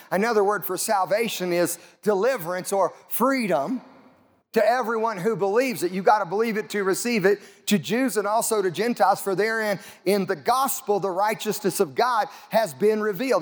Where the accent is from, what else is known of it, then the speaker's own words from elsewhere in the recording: Southeast Colorado, United States; I grew up in Southeast Colorado